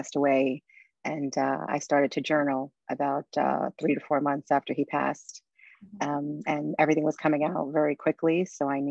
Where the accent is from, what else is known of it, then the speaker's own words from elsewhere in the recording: New York City, New York, United States; I'm originally from Brooklyn, New York. So this is my home place.